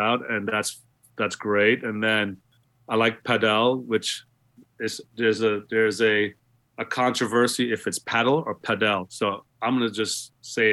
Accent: New York City, New York, United States; also born or lived in Guyana; growing up in Queens

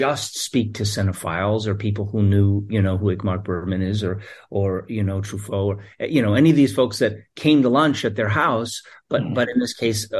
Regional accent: New York City, New York, United States; a New Yorker who grew up here

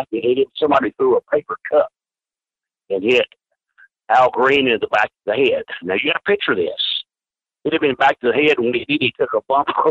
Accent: New York City, New York, United States; I'm from New York City

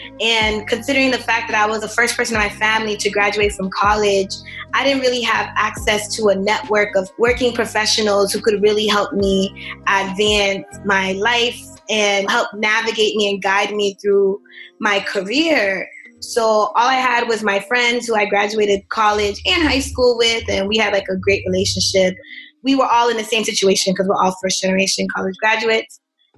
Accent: Boston, Massachusetts, United States; I'm a 27-year-old living out of Boston, Massachusetts. Well, born and raised in Boston. However, I come from a Haitian American background. My family migrated here from Haiti.

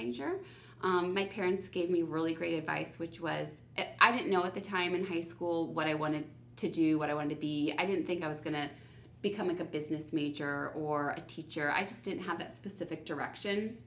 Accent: South Bend, Indiana, United States; I'm originally from South Bend, Indiana

